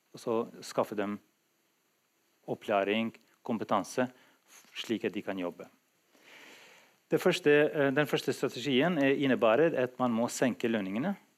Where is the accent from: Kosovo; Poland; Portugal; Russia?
Kosovo; now in Drammen, Norway; nå har jeg vært i Norge lengre enn i mitt tidligere hjemland, Kosovo